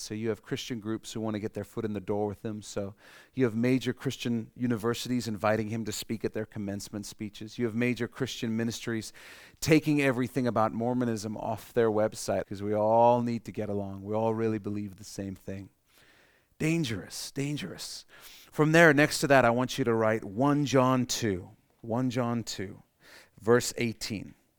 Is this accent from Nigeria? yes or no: no; Canada; we're Canadian